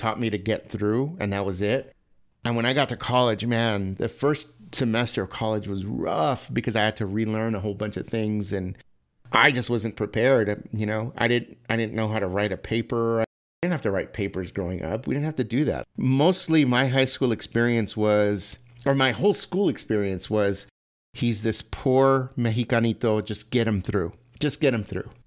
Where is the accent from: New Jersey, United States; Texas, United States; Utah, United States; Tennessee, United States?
Texas, United States; El Paso; I was born and raised in El Paso, Texas